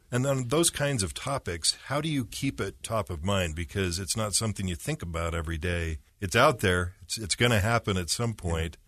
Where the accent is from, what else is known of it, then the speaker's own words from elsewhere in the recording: Utah, United States; I grew up in Utah County, and so my whole life, driving around the point of the mountain